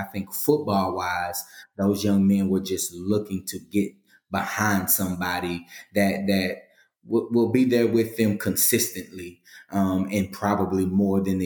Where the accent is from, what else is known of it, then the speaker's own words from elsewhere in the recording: Galveston, Texas, United States; also born or lived in Missouri City, Texas; I'm from Galveston, Texas, born and raised. I moved to the greater Houston area, Missouri City, Texas. I was about 14 years old